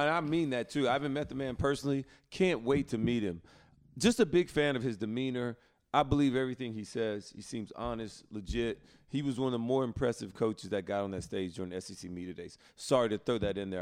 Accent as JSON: {"language": "English", "region": "Alabama", "country": "United States", "said": "I'm from Alabama"}